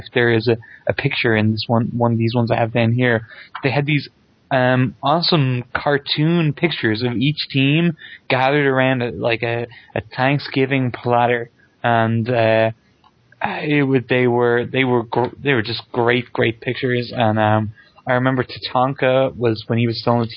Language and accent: English; Ireland; I'm Irish